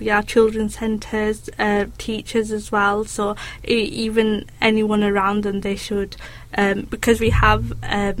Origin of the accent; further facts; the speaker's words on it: Bradford, Yorkshire and the Humber, United Kingdom; being from Bradford